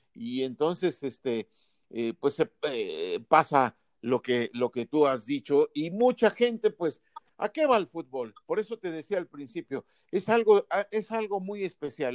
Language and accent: Spanish; Mexico; nuestro país